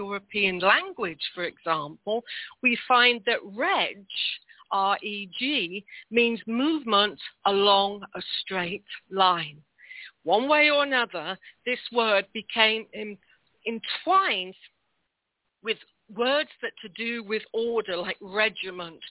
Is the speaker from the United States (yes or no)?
no; United Kingdom; as a Brit